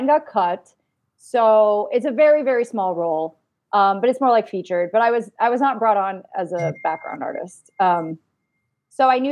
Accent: Kansas, United States; now in Los Angeles, United States; I'm originally from Kansas

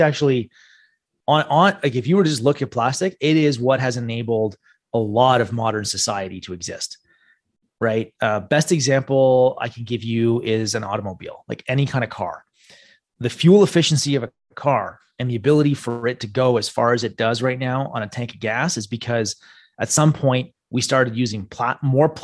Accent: Canada; the problem with being Canadian

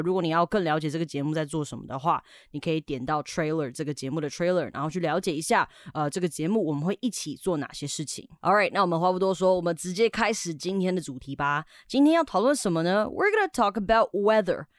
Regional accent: Canada; moved away; 以前小时候我在加拿大的时候，我们社区的小朋友很喜欢玩水枪啊

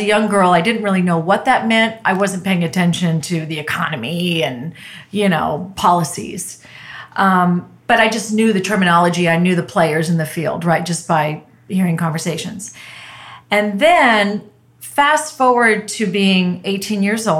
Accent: Merced, California, United States; moved away as an adult; also born or lived in Puerto Rico; originally from a Central Valley town in California called Merced.

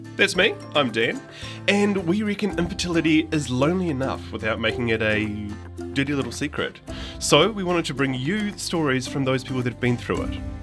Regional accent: Christchurch, Canterbury, New Zealand; I was born in Christchurch

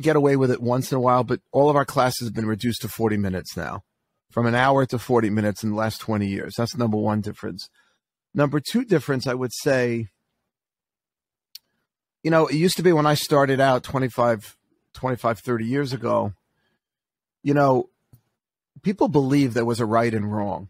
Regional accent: New York City, New York, United States; I'm from Queens originally, so I kind of know those neighborhoods

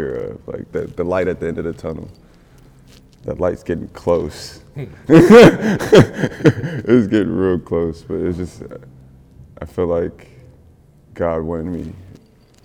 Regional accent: Orlando, Florida, United States; moved away as an adult; also born or lived in Trenton, New Jersey / Virgin Islands; now in Los Angeles, United States; My pops moved us to Orlando. I grew up in Orlando, Florida. I grew up in Pine Hills

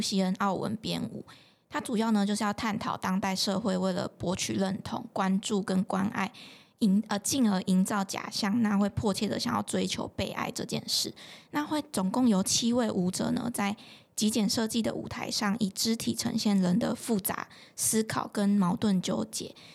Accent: Changhua County, Taiwan; 我的家乡彰化

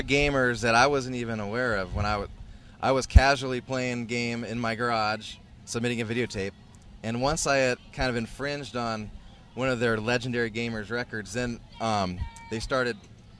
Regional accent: Seattle, Washington, United States; Yeah, New York, L.A., and Seattle, which is my hometown.

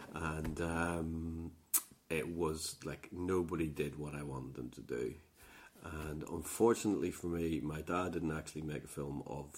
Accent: Northern Ireland, United Kingdom; Between sort of Poor Down, Lurgan, and Armagh, in the countryside.

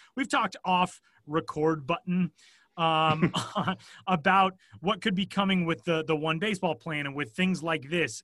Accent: Denver, Colorado, United States; being born and raised in Denver

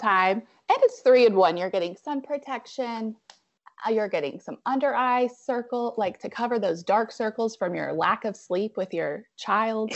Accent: Abingdon, Virginia, United States; moved away as an adult; also born or lived in Roanoke, Virginia; now in Asheville, United States

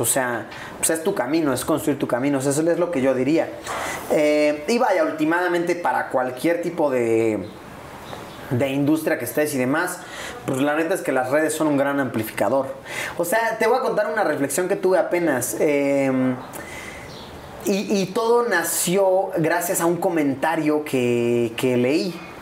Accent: Puebla, Mexico; also born or lived in Mexico City; Yo soy de Puebla

